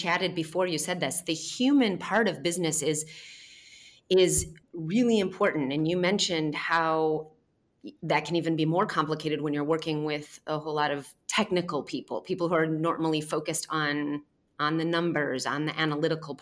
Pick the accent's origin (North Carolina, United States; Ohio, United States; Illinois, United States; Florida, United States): Illinois, United States; Chicago; moved away; I'm originally from Chicago. I am from the Midwest